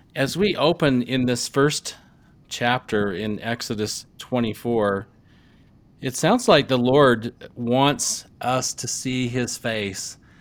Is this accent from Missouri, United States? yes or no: yes; Rolla, Missouri, United States; I was growing up in Rolla, Missouri